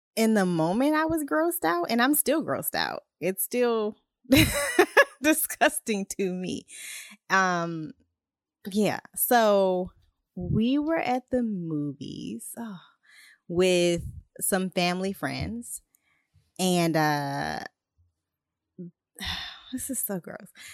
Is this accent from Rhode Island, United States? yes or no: no; Ohio, United States; I'm from Ohio